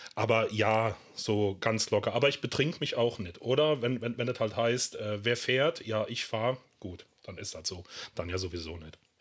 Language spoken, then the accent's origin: German; Germany; Ich komme hier aus der Eifel, aus so einem kleinen 600-Seelendorf